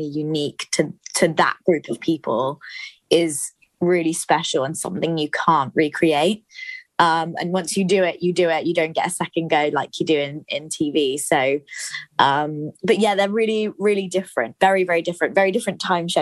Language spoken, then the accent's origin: English; Somerset, South West England, United Kingdom; moved away; I'm originally from Somerset